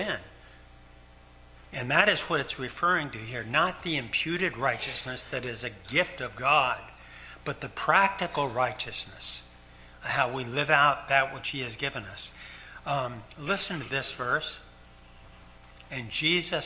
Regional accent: Ticonderoga, New York, United States; moved away as an adult; I grew up in Ticonderoga, New York, 100 miles from Canada.

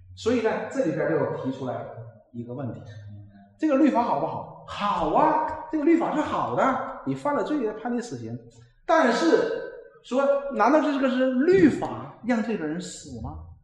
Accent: China; 我们中国人

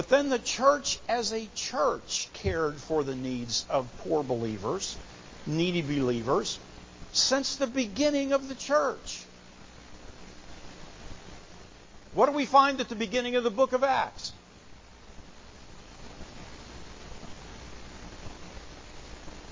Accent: United States

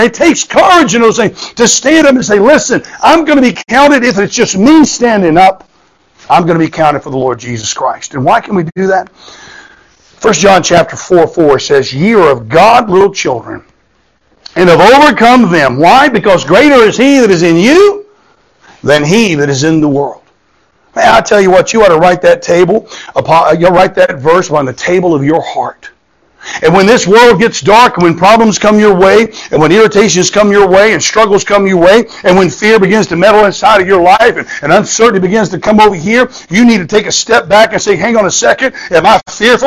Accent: Florida, United States; I grew up in Florida

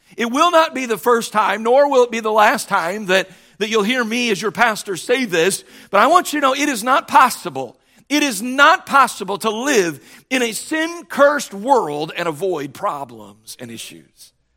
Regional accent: United States; As American Christians

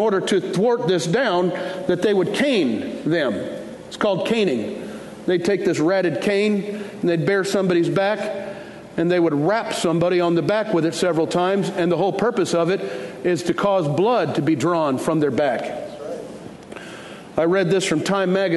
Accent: Detroit, Michigan, United States; now in Fort Worth, United States; I grew up in Detroit

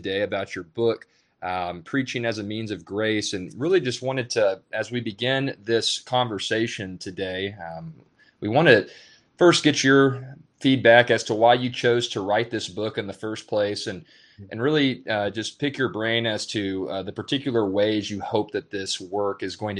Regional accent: Dallas-Fort Worth Metroplex, Texas, United States; I'm originally from the Dallas-Fort Worth Metroplex

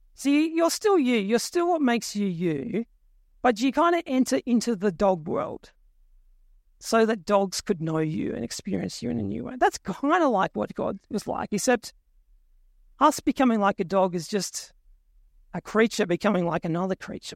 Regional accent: Tumut, New South Wales, Australia; moved away; my hometown. little place called Tumut in New South Wales.

